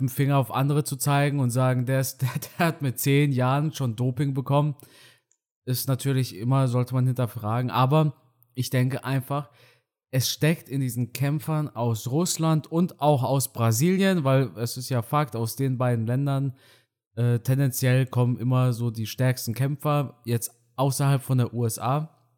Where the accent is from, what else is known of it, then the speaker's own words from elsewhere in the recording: Germany; ich bin ja Deutscher, ich bin ja kein Ausländer. Meine Eltern ja, aber ich bin in Deutschland aufgewachsen